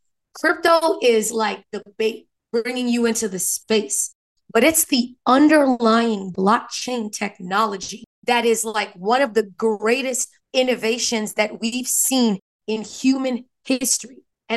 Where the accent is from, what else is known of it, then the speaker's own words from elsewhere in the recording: New York, United States; I'm from New York. I can't hide it.